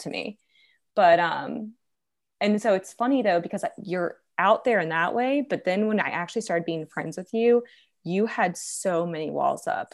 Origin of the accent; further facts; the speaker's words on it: Virginia, United States; moved away; I'm, I'm originally from Virginia